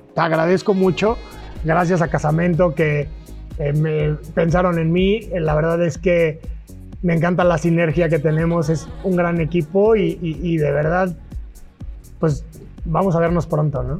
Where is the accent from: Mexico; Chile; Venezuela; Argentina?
Mexico; Querétaro; Yo soy queretano